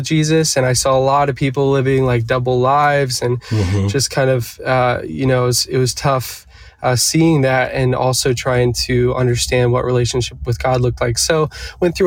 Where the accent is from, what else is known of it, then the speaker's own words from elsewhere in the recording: Eastern Shore of Virginia, United States; now in Nashville, United States; I grew up on the Eastern Shore of Virginia